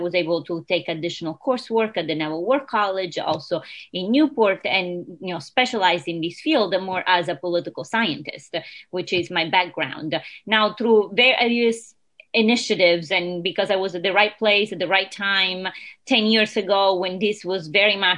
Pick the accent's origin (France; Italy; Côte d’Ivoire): Italy; English is a second language; moved away as an adult; now in Rhode Island, United States; I was originally born and raised in Italy. Lived more than half of my life elsewhere